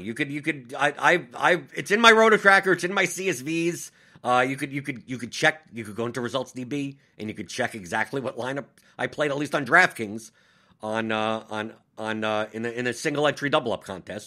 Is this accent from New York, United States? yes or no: yes; New York, United States; I'm from New York